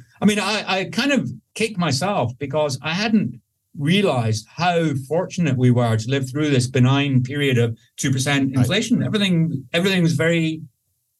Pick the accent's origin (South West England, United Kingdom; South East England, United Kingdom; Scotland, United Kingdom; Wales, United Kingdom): Scotland, United Kingdom; I'm Scottish